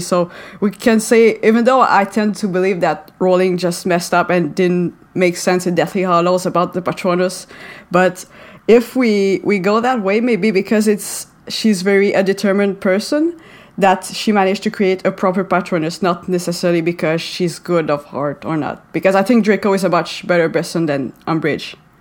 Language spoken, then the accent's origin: English; Montreal, Quebec, Canada; first language French; English is a second language; Uh, I'm from uh, Montreal in Canada. So I speak French and English. Uh, French is my uh, first language.